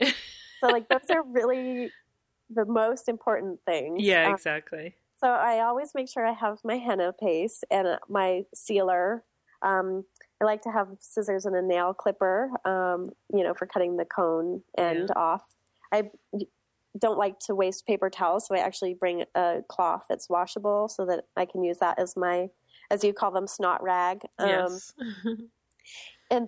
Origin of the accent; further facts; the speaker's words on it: California, United States; I'm Californian